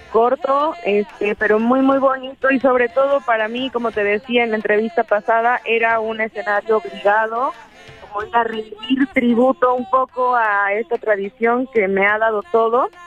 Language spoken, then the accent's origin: Spanish; Veracruz, Mexico; esta es una ofrenda de amor y de cariño a, pues a mi pueblo, a de Campo, pero a Veracruz también, a Jalapa.